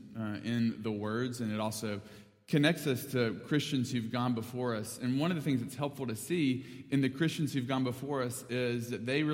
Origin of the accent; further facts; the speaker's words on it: North Alabama, United States; moved away; growing up in Alabama and till now